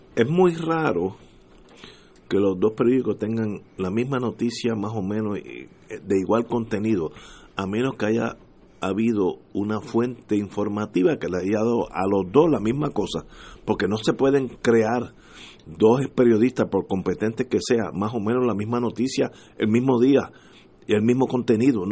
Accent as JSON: {"language": "Spanish", "country": "Puerto Rico", "said": "como puertorriqueño"}